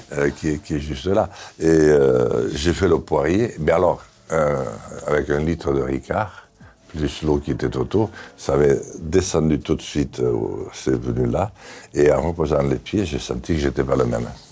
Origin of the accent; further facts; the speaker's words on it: Béarn, Nouvelle-Aquitaine, France; je suis béarnais